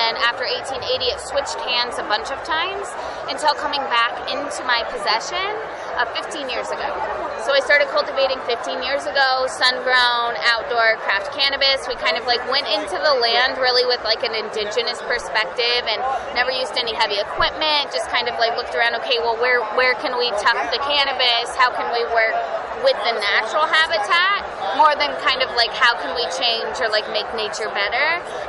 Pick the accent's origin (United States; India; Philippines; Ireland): United States; Wailaki, California; basically I'm Wailaki. I'm Native American, And so my tribe was indigenous to Humboldt County, specifically the area where my farm is located, prior to like the 1860s